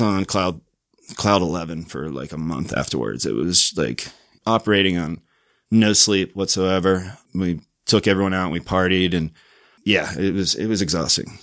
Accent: Virginia Beach, Virginia, United States; moved away as an adult; also born or lived in Pittsburgh / Richmond, Virginia; now in Salt Lake City, United States; I was born in Pittsburgh, grew up in Virginia Beach, and then lived in Richmond, Virginia for a while

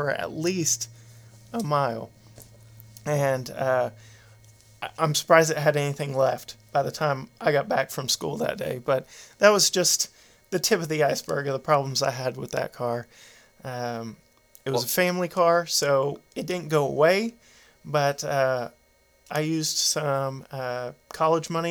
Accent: Tyler, Texas, United States; also born or lived in Houston, Texas; we moved from the Houston area to Tyler. And we were living in an apartment complex waiting for them to finish building our house

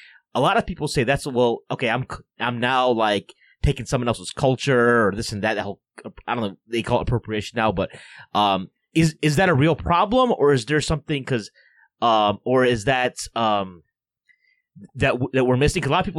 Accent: Bangladesh; born there; I was born in Bangladesh, but I didn't see a way to connect with my Bangladeshi heritage. I hadn't been back in 13 years.

